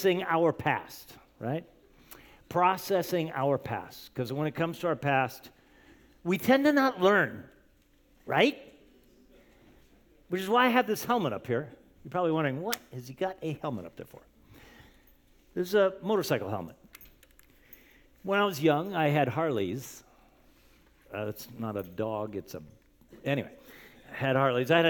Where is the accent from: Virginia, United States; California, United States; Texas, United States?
California, United States; Camarillo; I grew up in Camarillo, California, which is kind of by Ventura County